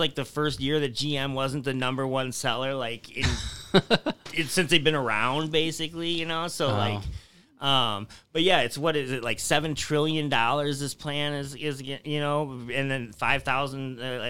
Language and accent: English; Tecumseh, Michigan, United States; Yeah. Yeah, I mean, even the small town I grew up in, though, is like that.